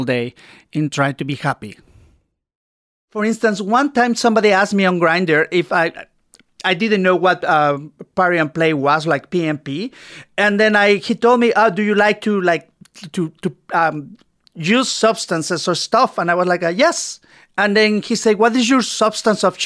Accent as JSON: {"language": "English", "country": "Mexico", "moved": "as an adult", "lives_now": "Toronto, Canada", "said": "I'm from Mexico. I moved to Canada in 2000. So it's been 19 years."}